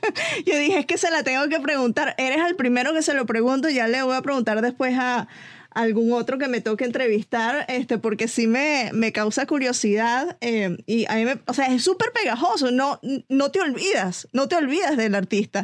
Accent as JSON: {"language": "Spanish", "country": "Venezuela", "moved": "yes", "lives_now": "Atlanta, United States", "said": "yo soy venezolana"}